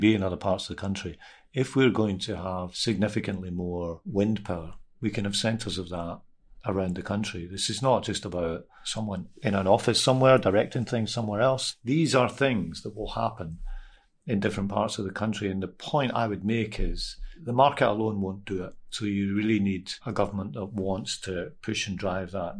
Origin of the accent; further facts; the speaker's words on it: Glasgow, Scotland, United Kingdom; I'm a Scottish person, obviously. I grew up in Glasgow.